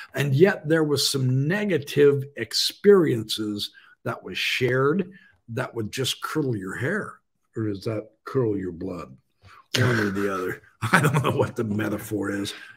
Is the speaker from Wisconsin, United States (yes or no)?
no; Idaho, United States; in my home state